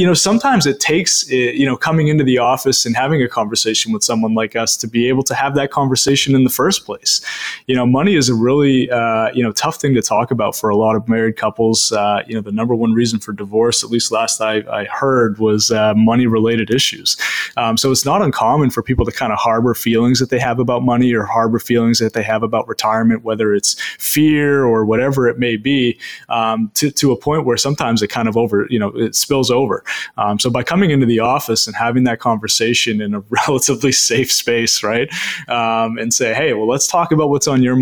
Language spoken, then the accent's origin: English; Maine, United States; being born and raised in Maine, educated in Maine, and now giving back to people all across the state of Maine